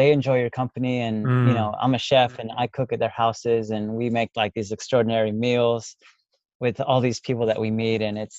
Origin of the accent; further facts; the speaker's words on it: Texas, United States; moved away as an adult; now in Australia; I'm from Texas